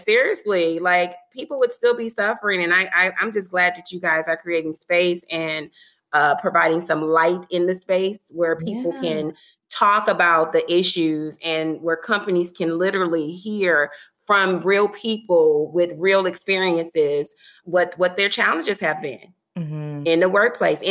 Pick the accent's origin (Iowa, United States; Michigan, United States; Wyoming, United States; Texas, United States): Michigan, United States; now in Washington, D.C., United States; we're from Michigan originally